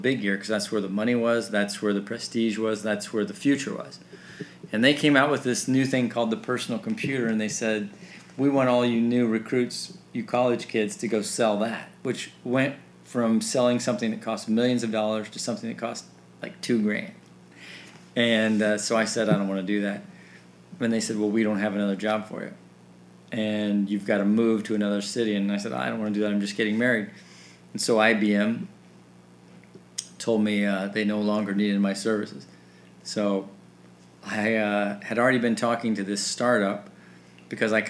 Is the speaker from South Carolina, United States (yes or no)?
no; Salina, Kansas, United States; moved away as an adult; also born or lived in Upland, Indiana; now in Columbus, United States; I grew up in Salina, Kansas